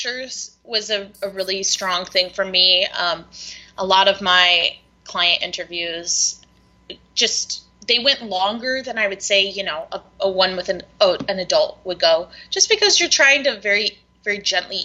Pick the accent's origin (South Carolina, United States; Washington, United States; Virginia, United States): South Carolina, United States; moved away; I grew up in South Carolina.